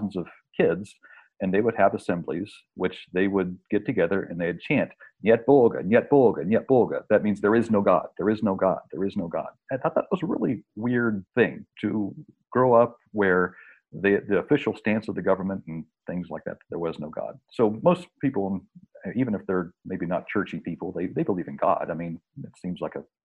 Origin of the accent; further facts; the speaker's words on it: West Virginia, United States; an experience that I had in the 70s growing up in West Virginia. I was raised on a farm